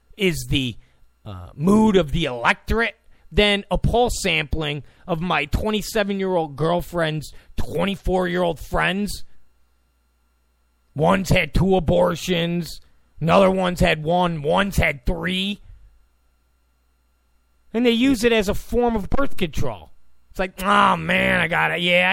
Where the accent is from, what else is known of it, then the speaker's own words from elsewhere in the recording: New York, United States; now in California, United States; I come from New York